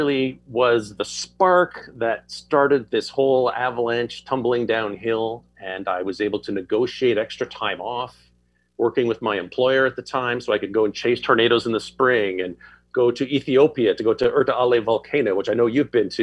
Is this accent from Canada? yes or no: yes; Quebec, Canada; moved away as an adult; now in Toronto, Canada; I grew up just outside of Ottawa on the Quebec side of the river, and then moved to Toronto where I am now when I was about 20.